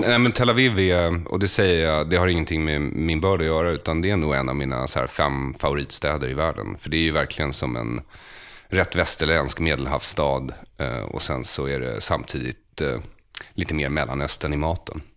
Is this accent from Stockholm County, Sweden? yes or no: yes; Bergshamra, Stockholm County, Sweden; Jag är född och uppvuxen i Bergshamra utanför Stockholm